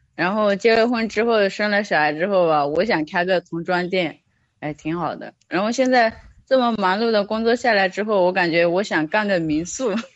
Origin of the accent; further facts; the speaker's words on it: Yunnan, China; 我来自云南